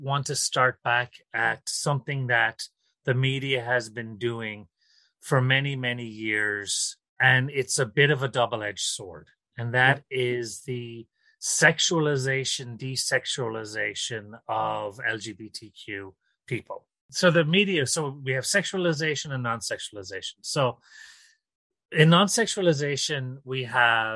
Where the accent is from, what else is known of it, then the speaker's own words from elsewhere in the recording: Ireland; now in New York City, United States; I am from Ireland originally, but I currently live in New York City